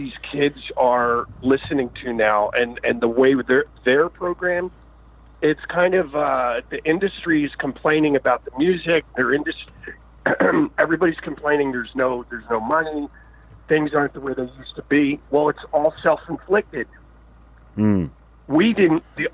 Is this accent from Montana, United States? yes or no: no; Philadelphia, Pennsylvania, United States; I grew up in Philadelphia